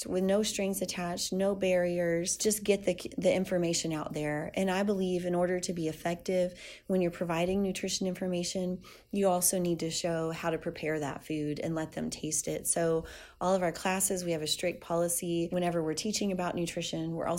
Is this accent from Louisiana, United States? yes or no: yes; South Louisiana, United States; I'm Cajun from South Louisiana